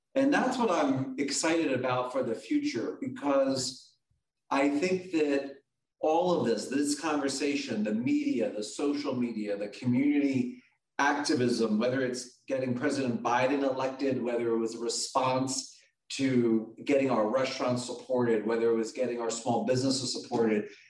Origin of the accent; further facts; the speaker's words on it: Philadelphia, Pennsylvania, United States; I'm from Philly. My mom was a single mom raising two